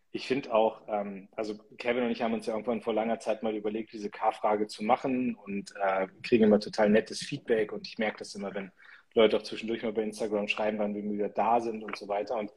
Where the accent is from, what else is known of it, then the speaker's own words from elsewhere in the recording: Northern Germany, Germany; was mir auch sehr, sehr gut kommt, so als Norddeutscher, dass man nicht zu viel quatscht und irgendwie sehr bodenständig ist.